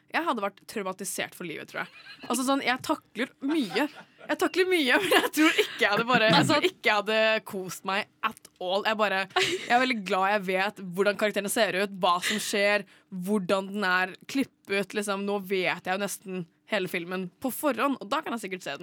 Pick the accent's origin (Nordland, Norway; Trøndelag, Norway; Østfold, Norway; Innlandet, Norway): Innlandet, Norway; Gjøvik